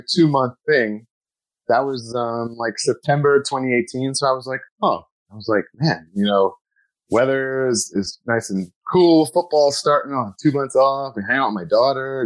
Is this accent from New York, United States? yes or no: yes; Glen Cove, New York, United States; now in Queens, United States; my hometown, Glen Cove